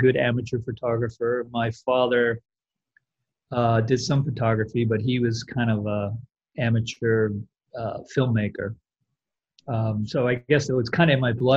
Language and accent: English; Westchester County, New York, United States; I grew up in Westchester County